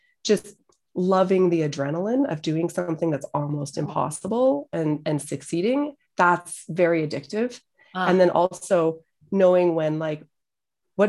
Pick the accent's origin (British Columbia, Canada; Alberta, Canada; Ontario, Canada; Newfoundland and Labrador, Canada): Alberta, Canada; Edmonton; moved away; also born or lived in Calgary; got back to my home city, which I'd been kind of avoiding for so long, going back to Edmonton